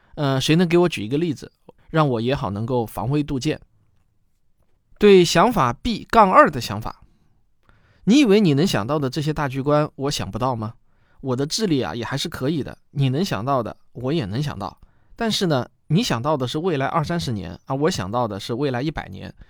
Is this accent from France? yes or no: no; China; 我们中国人对于航天科技还是充满了热情